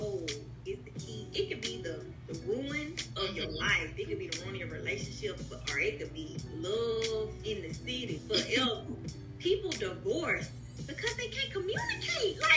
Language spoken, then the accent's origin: English; Mobile, Alabama, United States; I'm from Mobile, and if you know a lot of people from Mobile, we yell regularly